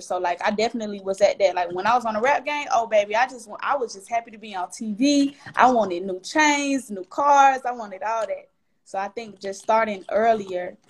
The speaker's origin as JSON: {"language": "English", "town": "Atlanta", "region": "Georgia", "country": "United States", "tie": "born or raised there"}